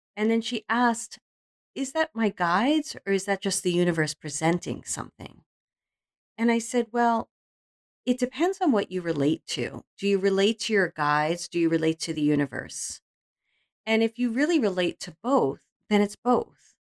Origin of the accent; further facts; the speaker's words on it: New York City, New York, United States; accent: Brooklyn; my Brooklyn accent